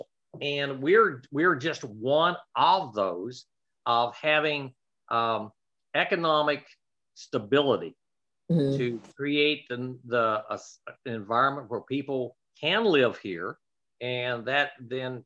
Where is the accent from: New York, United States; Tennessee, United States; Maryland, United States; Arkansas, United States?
Arkansas, United States; Marshall; also born or lived in Little Rock, Arkansas; I moved back here to Marshall from Little Rock